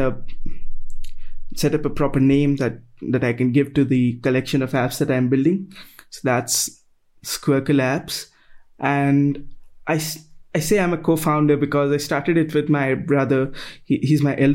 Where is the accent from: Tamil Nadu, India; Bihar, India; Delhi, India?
Delhi, India; New Delhi; So I'm from New Delhi, that's in India